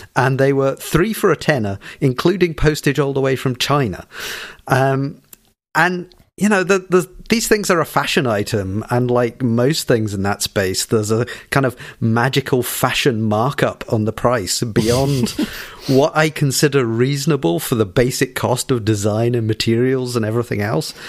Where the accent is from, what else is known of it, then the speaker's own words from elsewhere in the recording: Scotland, United Kingdom; I'm stereotypically Scottish